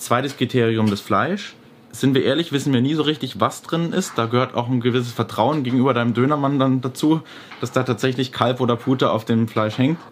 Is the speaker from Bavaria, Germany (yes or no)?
yes; Nuremberg, Bavaria, Germany; Ich bin in der Nürnberger Südstadt zur Schule gegangen